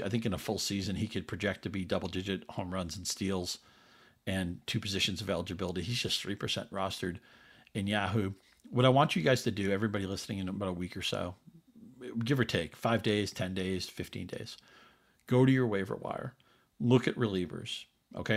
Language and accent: English; New England, United States; I grew up in New England.